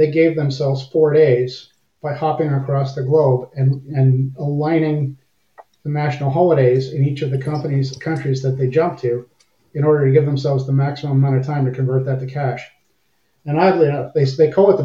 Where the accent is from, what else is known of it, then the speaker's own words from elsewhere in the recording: Windsor, Ontario, Canada; accent: half American; moved away as an adult; also born or lived in Cold Lake, Alberta; I was born and raised in Windsor, Ontario, right across the river from Detroit.